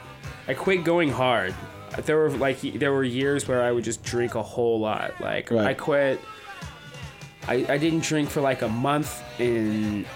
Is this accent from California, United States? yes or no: yes; San Francisco, California, United States; I grew up in San Francisco